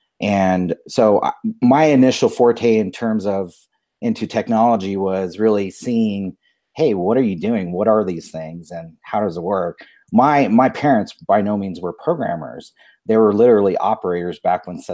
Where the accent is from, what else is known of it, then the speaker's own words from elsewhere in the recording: Albuquerque, New Mexico, United States; I grew up here in Albuquerque, New Mexico